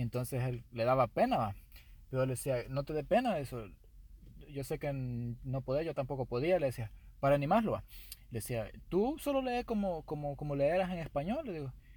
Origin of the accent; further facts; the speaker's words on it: Guatemala; now in United States; yo soy guatemalteco de nacimiento, entonces ahí sí que nuestros papás, bueno, mis papás nos trajeron